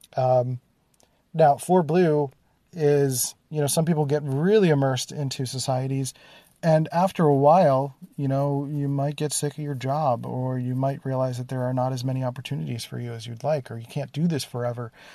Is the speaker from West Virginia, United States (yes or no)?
no; Philadelphia, Pennsylvania, United States; growing up in Philadelphia, there was literally a place called Germantown